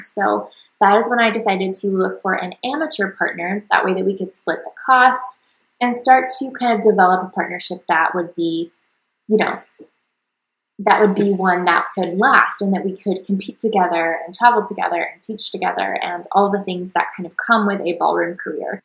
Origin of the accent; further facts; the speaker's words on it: the South, United States; what people in my hometown did, which was typically, you know, sports, go to college, get a nine to five, have babies, that kind of like really basic Southern path